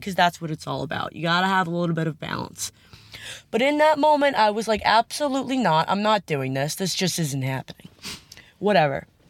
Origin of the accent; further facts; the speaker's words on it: Long Island, New York, United States; I'm from Long Island